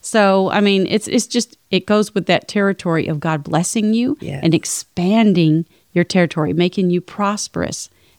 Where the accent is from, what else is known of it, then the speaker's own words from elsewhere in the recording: Chicago, Illinois, United States; I grew up in Chicago.